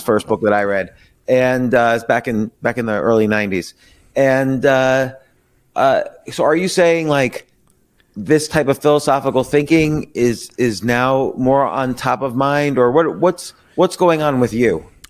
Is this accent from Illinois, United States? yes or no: no; Princeton, New Jersey, United States; I lived, I grew up in Princeton